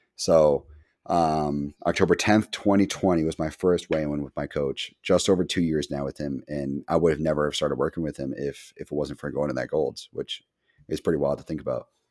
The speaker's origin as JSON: {"language": "English", "region": "Massachusetts", "country": "United States", "said": "We're massholes through and through."}